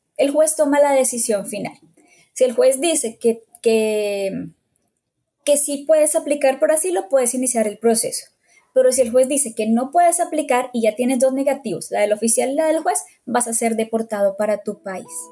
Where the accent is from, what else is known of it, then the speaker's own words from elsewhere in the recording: Bogotá, Colombia; moved away as an adult; now in United States; soy de Bogotá, Colombia